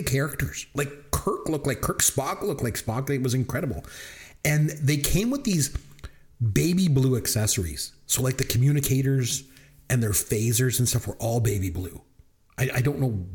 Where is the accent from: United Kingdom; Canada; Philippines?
Canada; I'm Canadian